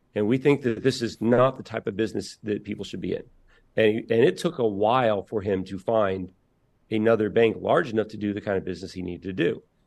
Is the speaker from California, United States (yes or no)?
no; Indiana, United States; I'm from Indiana